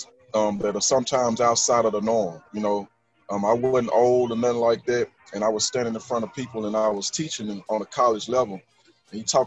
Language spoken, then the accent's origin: English; Shreveport, Louisiana, United States; born and raised in Shreveport.